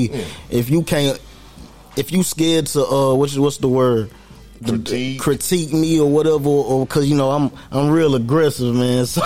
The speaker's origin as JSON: {"language": "English", "town": "Norristown", "region": "Pennsylvania", "country": "United States", "tie": "born there", "also_born_or_lived": "North Carolina", "said": "I was born in Norristown, Pennsylvania though."}